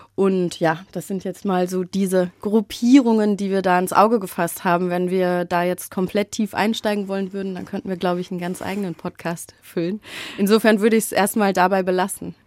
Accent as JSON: {"language": "German", "town": "Frankfurt", "region": "Hesse", "country": "Germany", "tie": "born or raised there", "said": "als gebürtige Frankfurterin"}